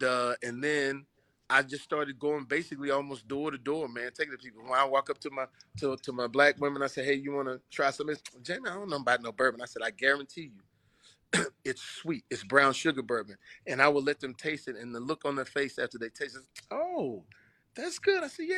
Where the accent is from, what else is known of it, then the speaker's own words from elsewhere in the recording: the South, United States; You know, I'm from the South, so I know what Destin is going to be.